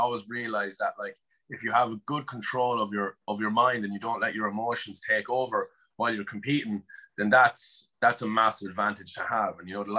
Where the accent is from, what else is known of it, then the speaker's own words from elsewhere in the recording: Netherlands; born there; I was born in Holland, but he was living in Poland with his parents.